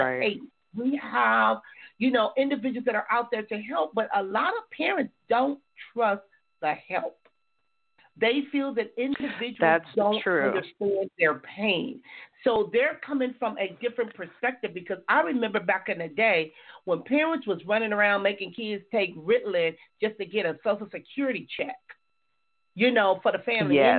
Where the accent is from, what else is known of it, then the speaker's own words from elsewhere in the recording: Compton, California, United States; my growing up in Compton